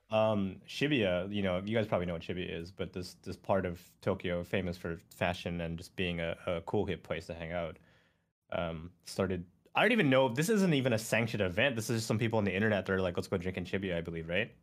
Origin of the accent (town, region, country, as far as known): Canada; born or raised there